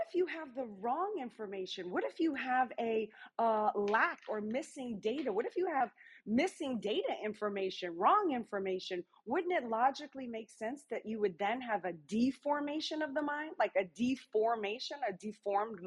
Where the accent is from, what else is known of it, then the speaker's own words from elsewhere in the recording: New Orleans, Louisiana, United States; I'm from New Orleans, Louisiana